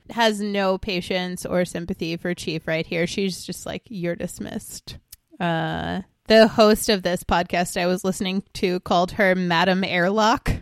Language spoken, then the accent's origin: English; Long Island, New York, United States; born or raised there